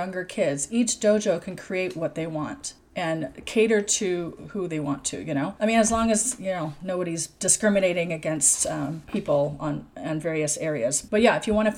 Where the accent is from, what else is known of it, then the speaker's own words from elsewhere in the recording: Seattle, Washington, United States; moved away; my home country of the US, which is the Seattle area